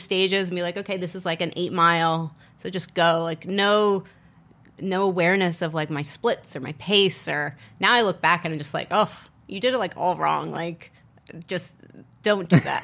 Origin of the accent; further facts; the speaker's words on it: Virginia, United States; moved away as an adult; also born or lived in Asia; now in Las Vegas, United States; growing up in Virginia, going to school, starting work in Virginia, and then living in Asia for two years